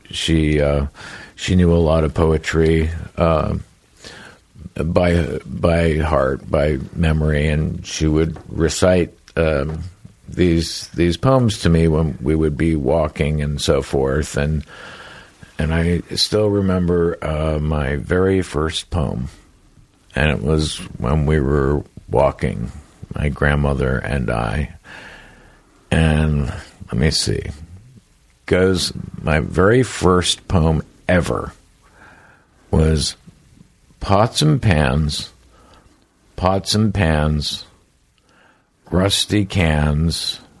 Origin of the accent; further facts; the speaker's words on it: California, United States; And being a Northern Californian, we we look down our noses at Los Angeles and Angelinos